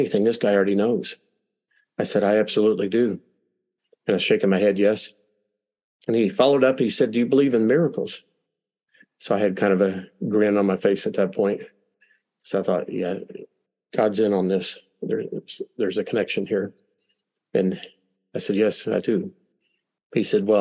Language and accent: English; Kentucky, United States; I'm from Kentucky.